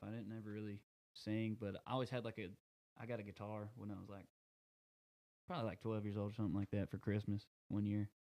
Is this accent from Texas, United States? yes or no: yes; Rusk, Texas, United States; I grew up in Rusk